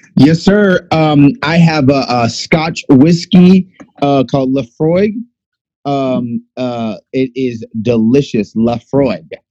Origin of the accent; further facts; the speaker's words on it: Florida, United States; moved away as an adult; also born or lived in Texas; I'm originally from Florida